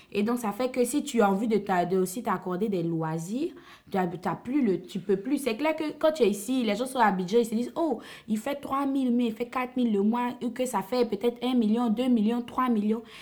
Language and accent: French; Côte d’Ivoire; en tant qu'Ivoirien, en vivant en Côte d'Ivoire